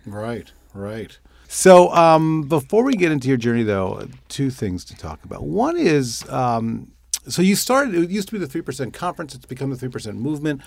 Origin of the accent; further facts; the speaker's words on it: New York, United States; I'm a New Yorker